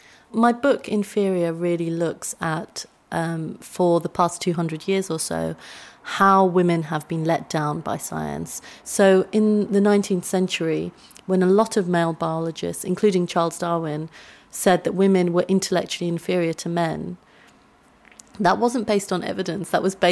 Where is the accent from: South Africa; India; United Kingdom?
India; So I grew up in a very white area. I'm Indian.